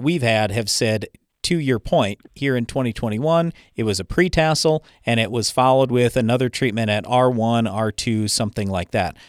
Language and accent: English; Iowa, United States; I was born in Iowa